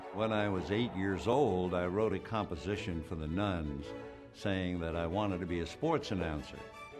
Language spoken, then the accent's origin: English; New York City, New York, United States; born or raised there